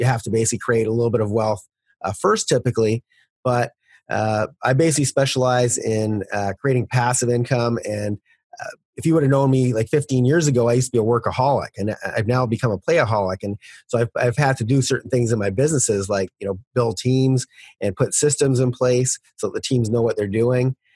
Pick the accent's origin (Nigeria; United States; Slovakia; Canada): Canada; As a Canadian